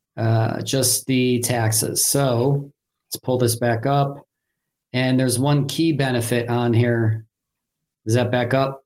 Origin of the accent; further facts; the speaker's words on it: Cleveland, Ohio, United States; also born or lived in Hartford, Connecticut; I've been in Cleveland most pretty much my whole life, but in 2012 I moved to Hartford, Connecticut for two years